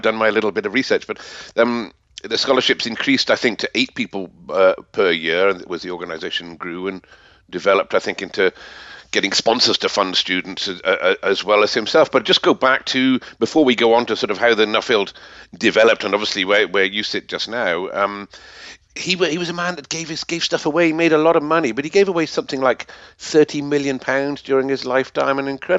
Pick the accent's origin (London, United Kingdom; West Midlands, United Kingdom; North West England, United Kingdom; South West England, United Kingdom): West Midlands, United Kingdom; Worcester; born in Worcester in England, my hometown, in 1877.